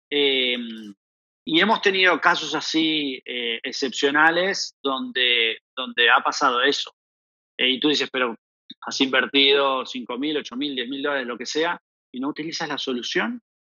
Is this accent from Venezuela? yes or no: no; Argentina; accent: Argentine; moved away as an adult; also born or lived in Barcelona / Panama; efectivamente soy argentino, lo dice mi acento. Em, llevo más o menos 15 años fuera de, Argentina